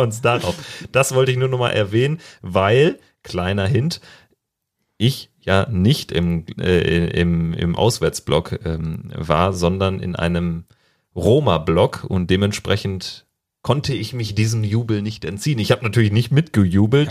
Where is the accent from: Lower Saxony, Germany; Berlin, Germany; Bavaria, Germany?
Berlin, Germany; im Pass Berlin und auch nicht Mönchengladbach